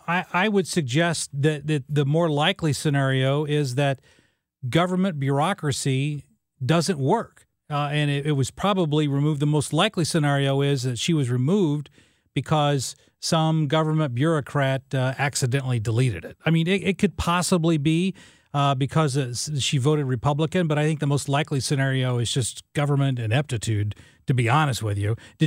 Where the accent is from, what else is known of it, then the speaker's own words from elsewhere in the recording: Illinois, United States; now in St. Louis, United States; just like in the small little town that I grew up in Southern Illinois, where there's 40% of the town I grew up in is on disability benefits.